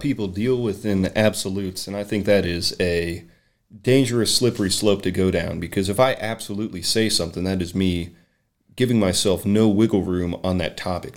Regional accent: Berea, Kentucky, United States; moved away; born and raised in Berea, Kentucky

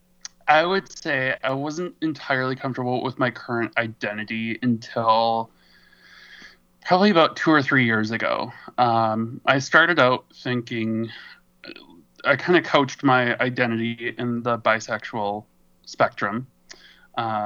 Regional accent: Wisconsin, United States; also born or lived in San Francisco, California; now in Minneapolis, United States; I'm originally from Wisconsin

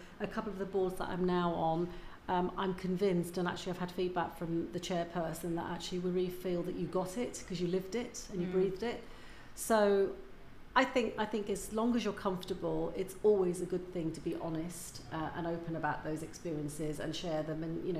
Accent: India; Because I'm Indian, in case people didn't know that, and I miss so much about not having my parents around.

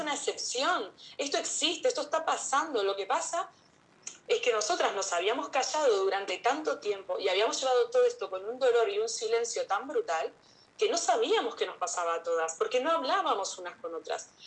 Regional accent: Canary Islands, Spain; las dos somos de acá, de Canarias

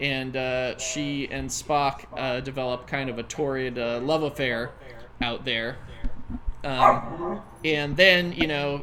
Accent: United States; as an American

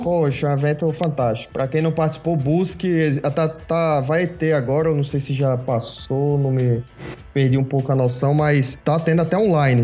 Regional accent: Natal, Rio Grande do Norte, Brazil; also born or lived in Pernambuco; Me formei em Natal, Rio Grande do Norte. Foi onde eu me criei maior parte do tempo aí, maior parte da minha vida foi lá.

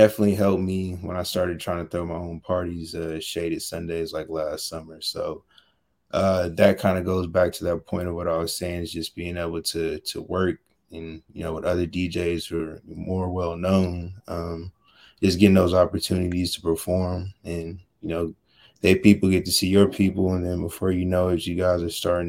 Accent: California, United States; also born or lived in Washington, D.C.; I'm from California

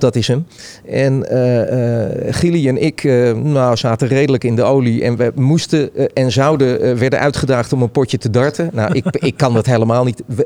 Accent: Hilversum, North Holland, Netherlands; moved away as an adult; also born or lived in Amsterdam / Utrecht; ik kom oorspronkelijk uit Hilversum.

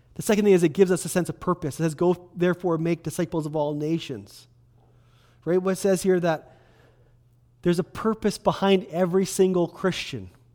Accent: Kelowna, British Columbia, Canada; I was born and raised in Kelowna.

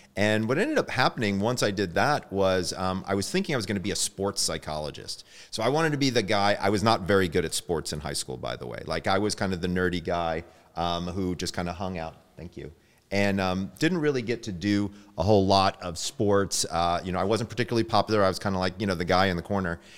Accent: Sandy Springs, Georgia, United States; moved away; I'm originally from Sandy Springs, Georgia

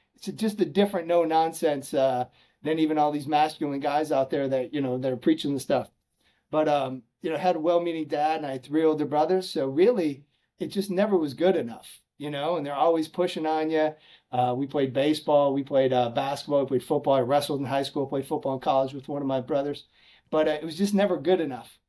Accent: Chicago, Illinois, United States; I'm from Chicago, so I went to a small school north of Chicago called uh, Lake Forest College

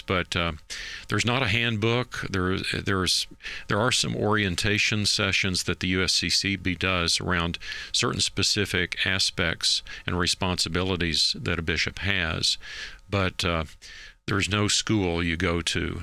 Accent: Knoxville, Tennessee, United States; now in Kansas City, United States; I grew up in East Tennessee, uh, around the city of Knoxville

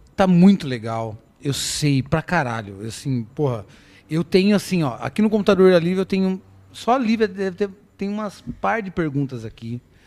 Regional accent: Sorocaba, São Paulo, Brazil; a parte da minha adolescência, eu fiquei muito na Vila Carvalho

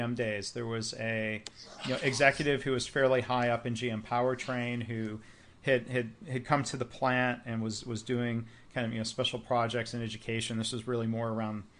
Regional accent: Midwest, United States; I grew up in the Midwest.

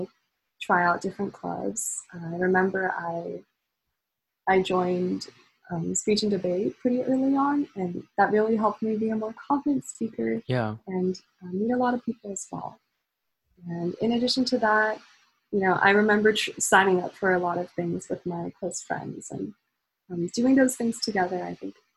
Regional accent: San Jose, California, United States; I was born in San Jose. I have lived in the Bay Area for most of my life

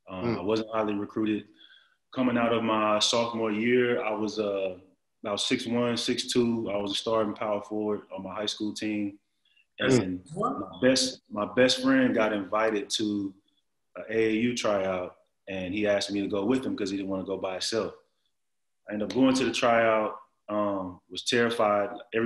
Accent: Texas, United States; I'm from Texas and I thought I was from the South, man.

